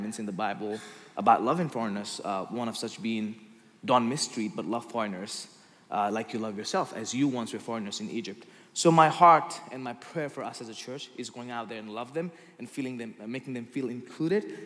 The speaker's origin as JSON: {"language": "English", "country": "Nepal", "second_language": "English", "moved": "as an adult", "lives_now": "United States", "said": "I'm from Nepal, as he mentioned. I came to America 2 years ago as a student"}